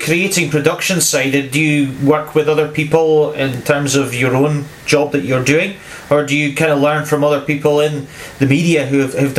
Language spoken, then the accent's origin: English; North East Scotland, United Kingdom; I'm actually from North East Scotland, I'm an Aberdeen fan